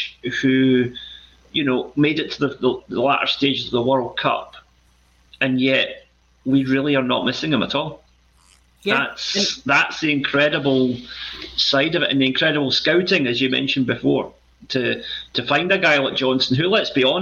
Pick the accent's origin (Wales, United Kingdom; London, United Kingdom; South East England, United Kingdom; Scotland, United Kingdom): Scotland, United Kingdom; Glasgow; growing up in Glasgow as I did